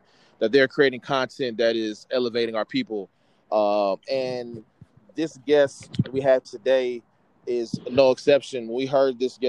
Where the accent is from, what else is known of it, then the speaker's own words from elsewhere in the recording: Atlanta, Georgia, United States; I'm from Atlanta